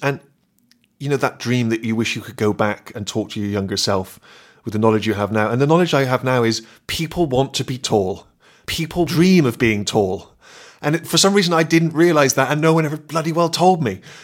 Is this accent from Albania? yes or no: no; Bristol, South West England, United Kingdom; my hometown of Bristol